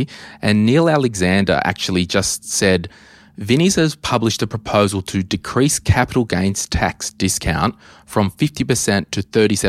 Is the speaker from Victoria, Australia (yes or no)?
no; New South Wales, Australia; I'm from New South Wales